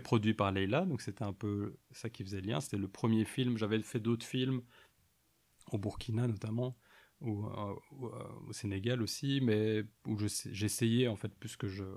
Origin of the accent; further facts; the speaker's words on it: Mons, Wallonia, Belgium; also born or lived in Soignies / Ath; je suis né, j'ai grandi à Mons